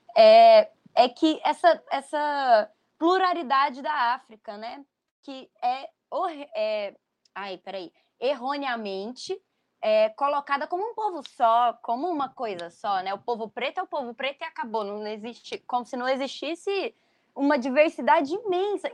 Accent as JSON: {"language": "Portuguese", "town": "Goiânia", "region": "Goiás", "country": "Brazil", "said": "Nós, do jornal Metamorfose, que somos de Goiânia, né? Apesar de não estarmos todos lá mais"}